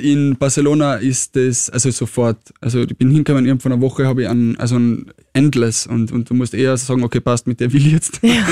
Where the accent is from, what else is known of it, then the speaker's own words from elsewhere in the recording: Tyrol, Austria; now in Vienna, Austria; ich komme aus Tirol